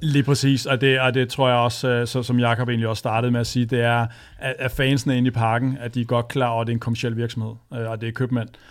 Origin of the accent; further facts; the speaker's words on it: Vestegnen, Capital Region of Denmark, Denmark; jeg er født og opvokset på Vestegnen